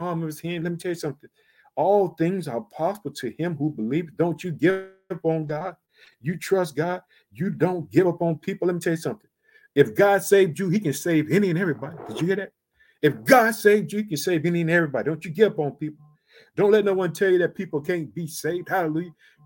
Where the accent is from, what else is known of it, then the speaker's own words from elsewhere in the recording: Illinois, United States; also born or lived in Chicago; I reside in the state of Illinois, which is my home state, but I live in the city of Chicago